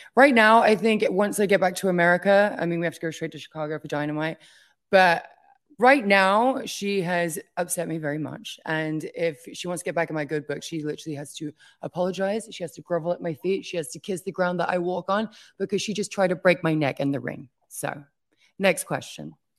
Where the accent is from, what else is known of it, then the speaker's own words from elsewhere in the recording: England, United Kingdom; moved away as an adult; now in United States; my home country